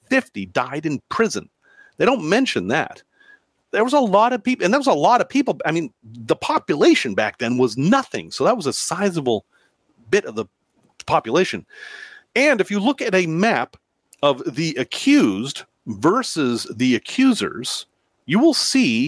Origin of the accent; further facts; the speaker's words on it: Salem, Massachusetts, United States; now in Chicago, United States; in my hometown where I grew up